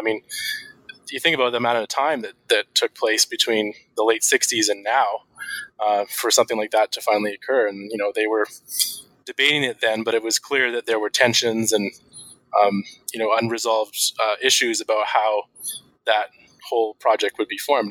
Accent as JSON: {"language": "English", "town": "Vancouver", "region": "British Columbia", "country": "Canada", "tie": "born or raised there", "said": "my hometown of Vancouver"}